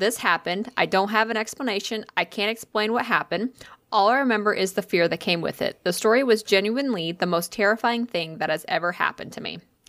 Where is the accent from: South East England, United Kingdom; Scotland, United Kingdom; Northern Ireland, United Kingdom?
Scotland, United Kingdom; I'm Scottish, so the amount of alcohol was completely irrelevant.